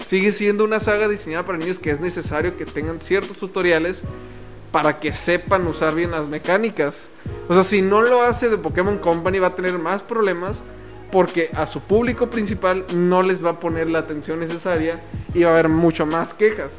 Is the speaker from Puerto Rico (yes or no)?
no; Mexico; Somos mexicanos al igual que tú.